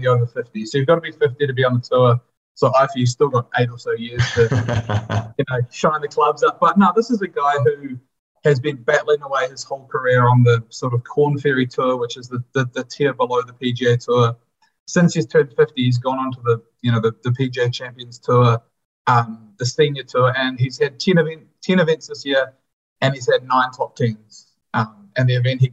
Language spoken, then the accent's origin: English; New Zealand; also born or lived in England; being a Kiwi footballer